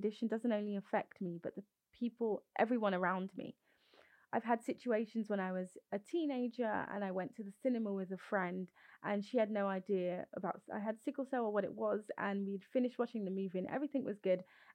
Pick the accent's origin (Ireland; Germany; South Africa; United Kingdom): United Kingdom; London; Born and raised in London, UK, to Nigerian parents